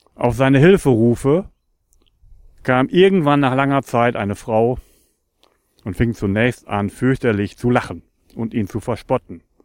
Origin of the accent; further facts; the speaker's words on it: Northern Germany, Germany; ich komme aus Norddeutschland und liebe meine Heimat.